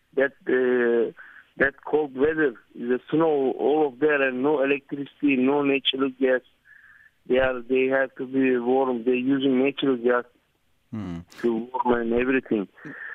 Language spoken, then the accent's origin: English; Turkey; moved away; also born or lived in Ankara / Istanbul; my hometown is the epicenter, and the second one is happened actually in my district